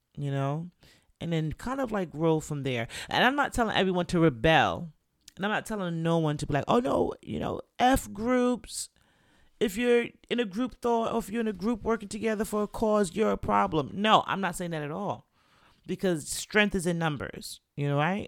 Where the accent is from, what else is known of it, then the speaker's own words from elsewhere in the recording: Jamaica; I'm Jamaican